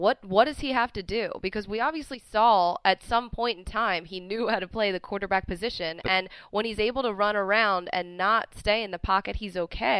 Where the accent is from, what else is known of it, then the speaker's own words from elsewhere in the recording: around Philadelphia, Pennsylvania, United States; I grew up in Philadelphia. Okay. Well, not in Philadelphia, but you know what I mean, around Philadelphia.